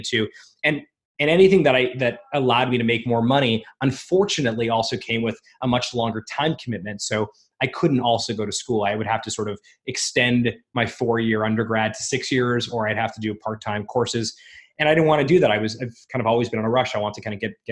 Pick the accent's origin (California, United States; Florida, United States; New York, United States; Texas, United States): Florida, United States; South; moved away as an adult; also born or lived in Montreal, Canada / Toronto, Canada / Ottawa, Canada; now in Canada; So I was born in Montreal in Canada, and I grew up, when I was really young, we moved down to the States, to South Florida.